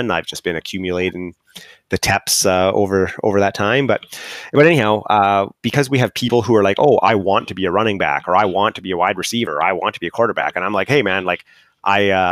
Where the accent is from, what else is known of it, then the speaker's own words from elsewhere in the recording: Canada; I'm Canadian